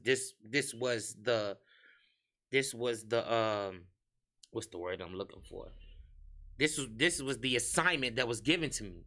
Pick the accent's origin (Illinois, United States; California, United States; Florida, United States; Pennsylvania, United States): Illinois, United States; Harvey; moved away as an adult; also born or lived in Chicago / Indianapolis / Atlanta; I'm from Harvey World, U S A.